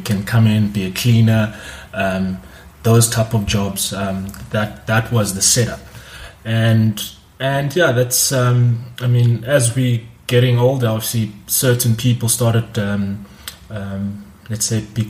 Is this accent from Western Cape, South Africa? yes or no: yes; Cape Town, Western Cape, South Africa; I'm from Langa Township in Cape Town